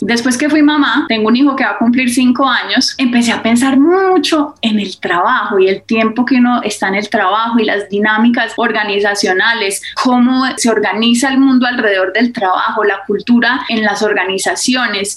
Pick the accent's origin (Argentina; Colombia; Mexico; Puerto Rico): Colombia; Medellín, Antioquia; also born or lived in Berkeley, United States; crecí, nací, crecí en Medellín